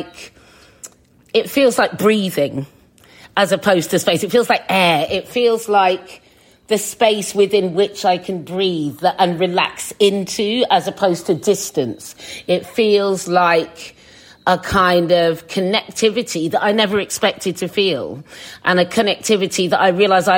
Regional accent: Suffolk, East of England, United Kingdom; now in London, United Kingdom; when I was a kid, because I was in Suffolk

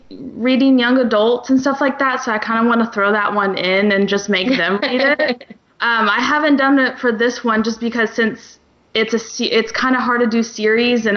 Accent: Kansas, United States; moved away as an adult; now in Florida, United States; we're both from Kansas, and we literally moved to Florida right before this all happened

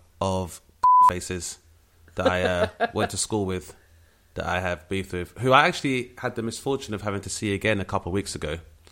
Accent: London, United Kingdom; which was a very rare experience for a lot of my peers growing up in Southeast London.

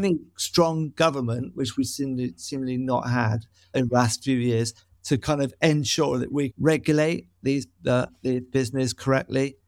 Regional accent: Bristol, South West England, United Kingdom; growing up in Noel West

